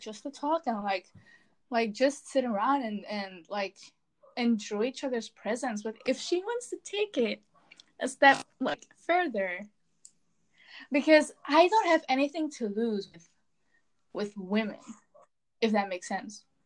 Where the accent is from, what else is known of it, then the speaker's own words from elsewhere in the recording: Belgium; I'm from Belgium. I live in the land of fries and chocolate.